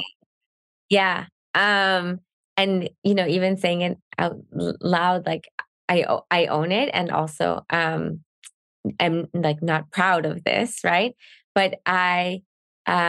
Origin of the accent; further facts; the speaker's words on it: Canada; I'm Canadian